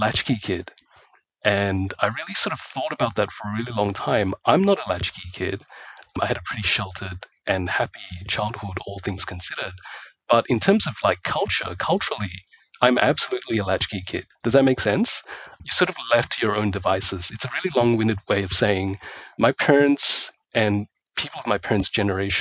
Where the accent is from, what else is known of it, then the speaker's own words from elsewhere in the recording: Australia; also born or lived in Malaysia; And I grew up in Australia